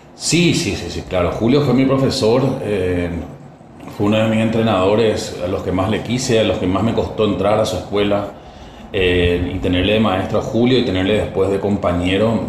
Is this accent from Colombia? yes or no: no; Paraguay; now in Argentina; Yo sigo trabajando en mi país